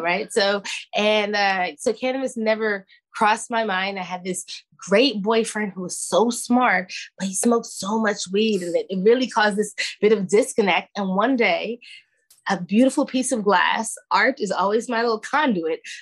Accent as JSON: {"language": "English", "town": "New York City", "region": "New York", "country": "United States", "moved": "yes", "lives_now": "Oakland, United States", "said": "I'm from Brooklyn"}